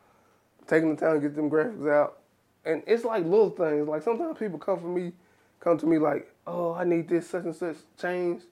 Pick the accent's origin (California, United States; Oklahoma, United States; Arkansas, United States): Arkansas, United States; South; I'm from South Arkansas